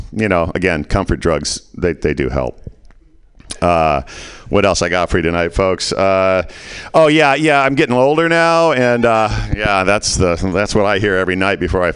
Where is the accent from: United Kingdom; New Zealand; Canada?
Canada; now in United States; we're Canadian. Yeah, right? Okay. Then I moved to the States. I became a Can-Am.